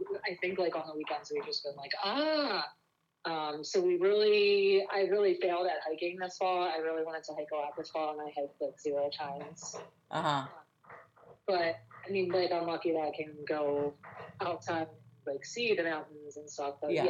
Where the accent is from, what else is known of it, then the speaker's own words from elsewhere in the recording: Upper Darby, Pennsylvania, United States; I grew up in Upper Darby